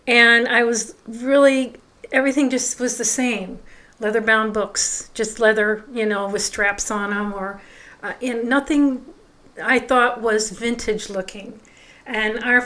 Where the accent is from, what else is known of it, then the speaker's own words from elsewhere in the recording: Cleveland, Ohio, United States; I'm originally from the Cleveland area of Ohio. I lived in a suburb there, grew up there, went to school there